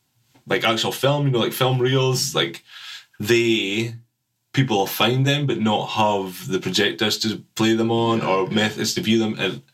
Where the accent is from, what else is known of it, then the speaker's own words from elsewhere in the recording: Fraserburgh, Scotland, United Kingdom; accent: mixture of Doric and Perthshire; my mum and the other side of the family are from Perthshire, I kind of like, even though I grew up in the Brough and my dad's from there and things, it's like I kind of spoke a mixture of the two